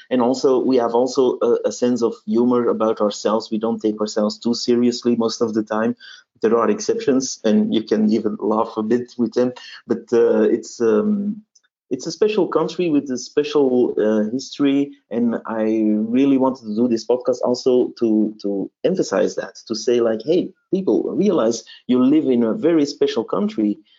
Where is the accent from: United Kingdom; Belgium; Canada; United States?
Belgium; Flanders; first language Dutch; English is a second language; Well, where I live, they all say Flemish or Vlaams. So my mother tongue is Dutch and the Belgian variety.